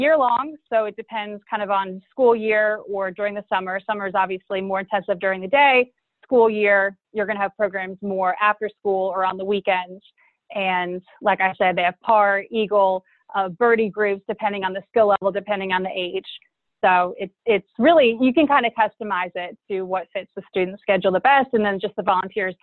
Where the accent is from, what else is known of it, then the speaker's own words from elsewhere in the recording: Charlotte, North Carolina, United States; I'm originally from Charlotte, North Carolina, and was fortunate enough to grow up on a golf course